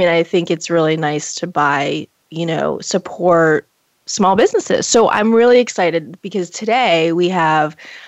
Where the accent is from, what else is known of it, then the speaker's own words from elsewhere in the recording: Portland, Maine, United States; We graduated high school together. Shout out to Deering 1994. I'm just aging us. Sorry. But Hannah is from my hometown, Portland, Maine.